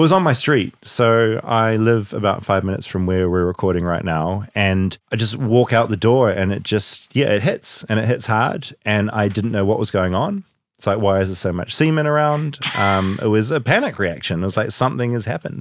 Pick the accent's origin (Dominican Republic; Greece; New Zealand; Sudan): New Zealand